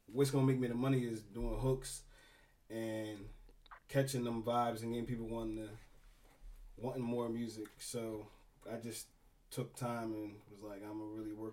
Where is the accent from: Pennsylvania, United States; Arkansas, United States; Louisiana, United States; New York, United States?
Pennsylvania, United States; Willow Grove; also born or lived in Norristown, Pennsylvania; I was born in Norristown, but I lived in uh, Willow Grove